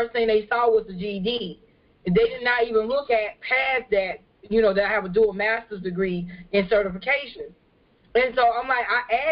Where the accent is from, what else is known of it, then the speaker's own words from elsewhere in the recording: California, United States; now in Beaufort, United States; I'm not from Beaufort, and so what I do is not really common in the area. Um, so before I got here, I came from California